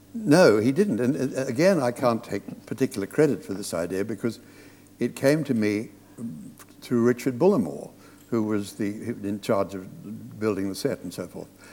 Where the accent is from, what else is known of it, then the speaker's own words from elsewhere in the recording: Australia; moved away; I was brought up in Australia on the Hollywood movies of the 30s and the 40s.